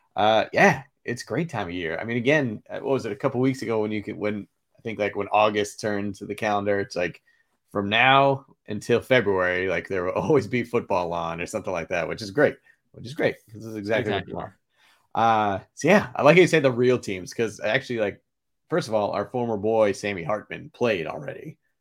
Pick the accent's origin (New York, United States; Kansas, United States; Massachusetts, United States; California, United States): Massachusetts, United States; You know, I actually remember growing up, you know, I grew up just outside of Boston, and that BC-Notre Dame rivalry was spectacular.